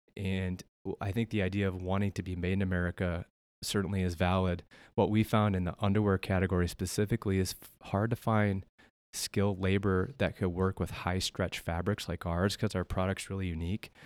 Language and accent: English; South Dakota, United States; born and raised in Melbourne, South Dakota, the northeast part of the state.